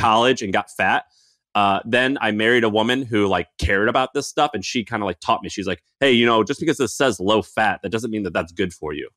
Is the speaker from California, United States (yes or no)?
no; Missouri, United States; moved away; I grew up in Missouri